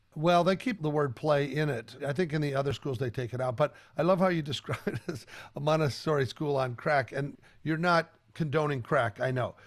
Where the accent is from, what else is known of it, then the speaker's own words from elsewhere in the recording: Colorado, United States; I grew up in Colorado.